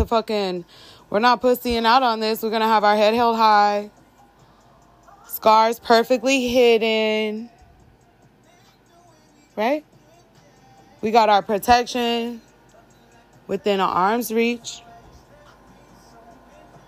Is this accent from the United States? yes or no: yes; Arizona, United States; I'm from Arizona.